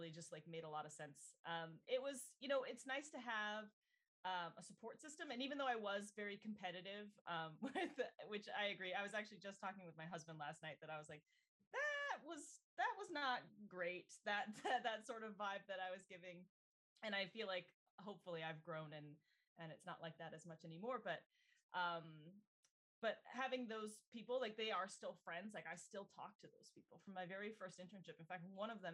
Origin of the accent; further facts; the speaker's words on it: Littleton, Colorado, United States; moved away as an adult; now in Vancouver, Canada; I'm originally from Littleton, Colorado. So a little landlocked state in the US. And I really hadn't been very far outside